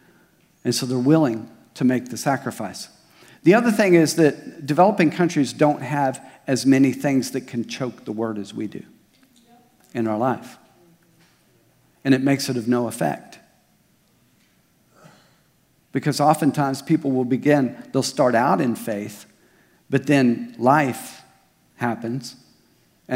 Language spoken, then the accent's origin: English; Oklahoma, United States; now in Springdale, United States; I'm from Oklahoma.